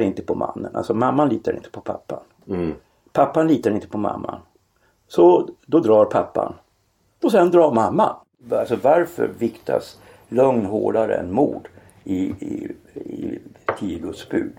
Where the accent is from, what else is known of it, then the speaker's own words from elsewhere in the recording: Norrland, Sweden; i Norrland där jag växte upp